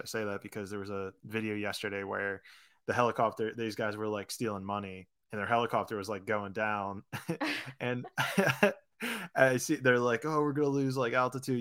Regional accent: Pittsburgh, Pennsylvania, United States; moved away as an adult; also born or lived in Florida / California; I grew up in Pittsburgh, went to college in Florida

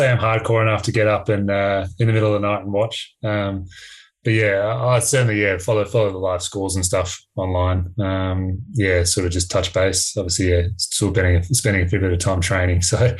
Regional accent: Australia; I guess obviously being Australian, it's not really something we supported growing up and things like that.

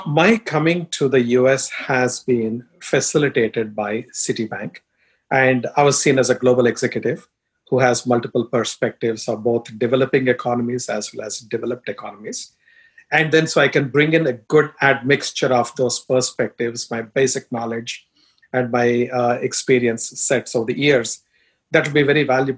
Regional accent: India; first language Telugu; English is a second language; moved away as an adult; also born or lived in Dubai; now in United States; I'm from India, as you can tell from my accent and looks

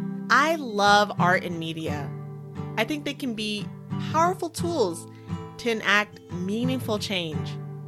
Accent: United States; I'm a Black American

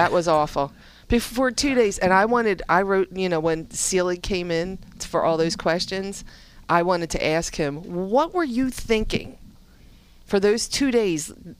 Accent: Philadelphia, Pennsylvania, United States; I'm from Southwest Philly.

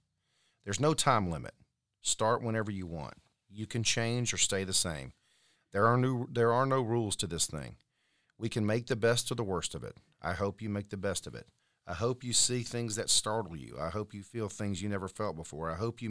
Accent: Mobile, Alabama, United States; I'm from Mobile, dude.

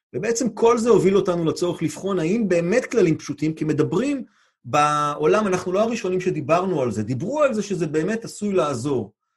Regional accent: Israel; לנו כישראלים

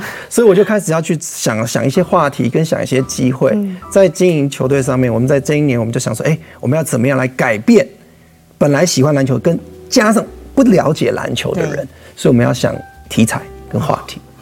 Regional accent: Taiwan; 我们这一群人都是台湾土生土长的原生种

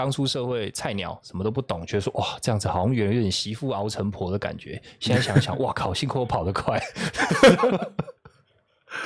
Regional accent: southern Taiwan, Taiwan; 大家就是我们从南部上来的

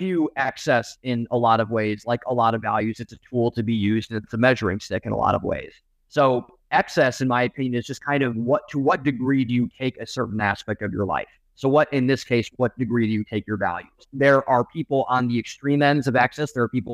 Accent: Cleveland, Ohio, United States; I'm from Cleveland.

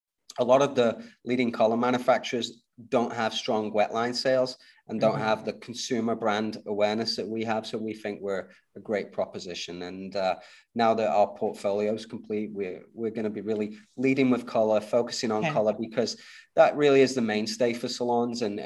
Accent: United Kingdom; And I'm British

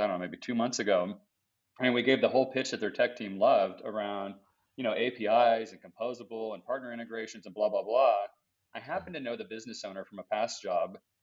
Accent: United States; as an American shopper

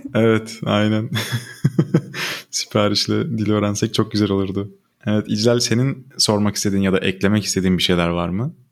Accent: Turkey; Biz Türkler olarak

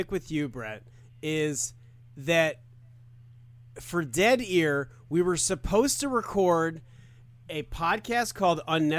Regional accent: Tucson, Arizona, United States; Arizona, Tucson.

